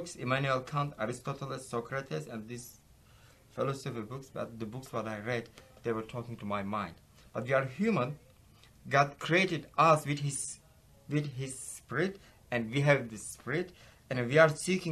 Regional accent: Ephesus, İzmir, Turkey; English is a second language; moved away as an adult; now in Texas, United States; I'm from Ephesus

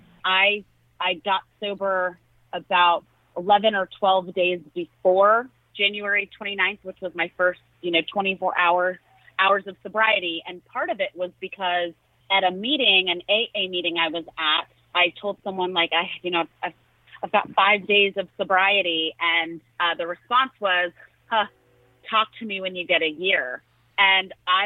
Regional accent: United States; I was raised in rural America.

